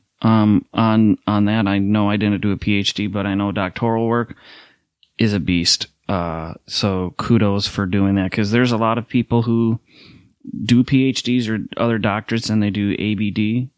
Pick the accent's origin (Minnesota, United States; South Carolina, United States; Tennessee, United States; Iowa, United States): Minnesota, United States; Minneapolis; I went to a Pentecostal Bible college here in Minneapolis, where I'm from, Minneapolis, St. Paul area